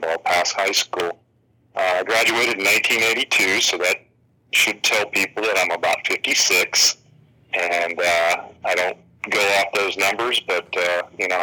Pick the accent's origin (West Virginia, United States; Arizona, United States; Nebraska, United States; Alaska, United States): West Virginia, United States; upper Ohio Valley, northern; moved away as an adult; also born or lived in Southern California / Fort Campbell, Nashville area / Atlanta, Georgia / San Antonio, Texas; I grew up through high school and a couple of years of college in northern West Virginia in the upper Ohio Valley